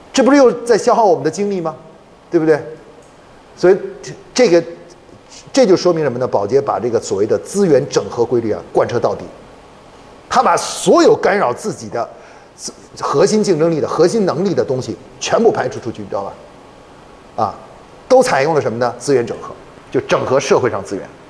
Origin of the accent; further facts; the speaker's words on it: China; 我们中国人还发明了一个叫五行平衡